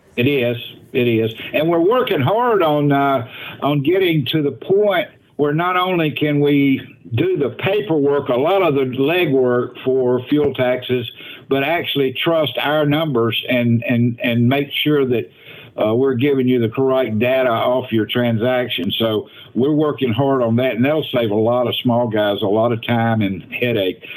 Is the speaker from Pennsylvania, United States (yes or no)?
yes; Allentown, Pennsylvania, United States; the Allentown, Pennsylvania area